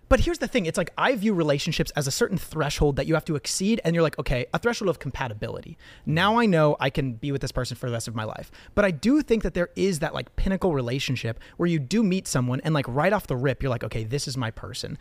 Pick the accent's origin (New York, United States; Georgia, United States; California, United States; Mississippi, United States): California, United States; Southern; growing up in the United States, growing up in Southern California